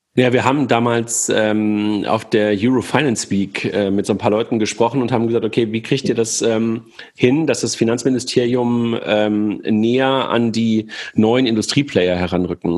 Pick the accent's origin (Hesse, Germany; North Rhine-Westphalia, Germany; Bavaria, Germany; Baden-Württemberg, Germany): North Rhine-Westphalia, Germany; by the Wupper river; moved away; ich damals in, äh, in meiner Heimat war, also da, wo ich geboren bin, und da bin ich äh, joggen gewesen, unten an der, an der Wupper